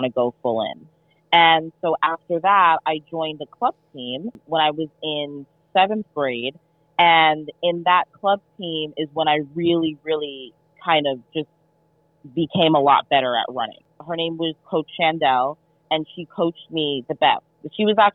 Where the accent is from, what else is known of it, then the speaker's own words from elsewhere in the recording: New York, United States; moved away as an adult; also born or lived in Texas; I was born and raised in New York